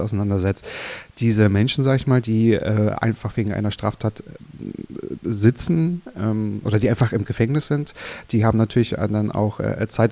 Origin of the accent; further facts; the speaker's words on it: Mecklenburg-Vorpommern, Germany; now in Berlin, Germany; in Mecklenburg-Vorpommern. Genau. Ähm, mein Heimatbundesland